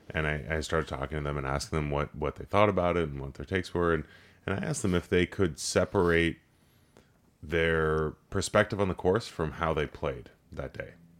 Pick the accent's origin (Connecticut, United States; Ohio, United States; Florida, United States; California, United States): California, United States; Los Angeles; growing up in Los Angeles, I, I worked in politics